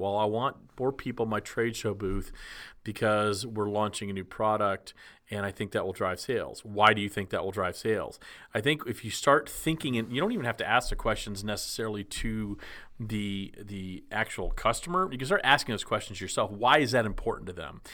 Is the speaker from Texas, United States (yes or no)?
yes; Texas, United States; growing up in Texas in the era of shorty shorts